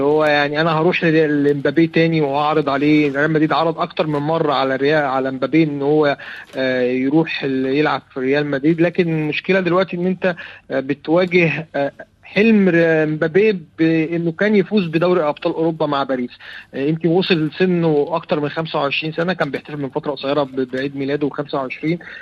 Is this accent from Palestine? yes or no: no; Egypt